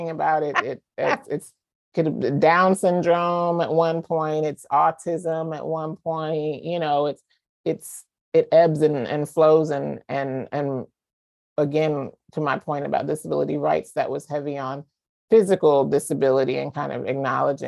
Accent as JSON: {"language": "English", "region": "the South", "country": "United States", "moved": "as an adult", "said": "I'm from the South. I, you know, grew up in a religious family"}